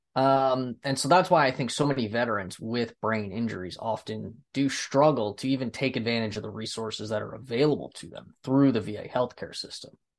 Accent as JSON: {"language": "English", "country": "United States", "said": "I'm from the United States"}